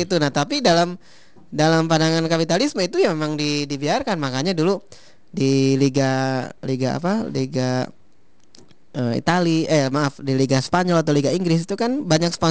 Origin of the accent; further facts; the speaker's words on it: Kuningan, West Java, Indonesia; Jadi saya di kampung saya di Kuningan tuh cerita gitu ada orang yang dulu ya Bandar Bawang ya Bandar Bawang kan di daerah sana di dekat saya